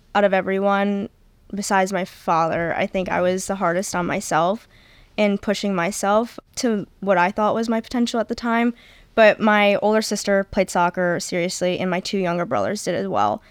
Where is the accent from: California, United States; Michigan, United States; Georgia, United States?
Michigan, United States; Macomb; also born or lived in Texas; my hometown is near Justina. I'm from Macomb, Michigan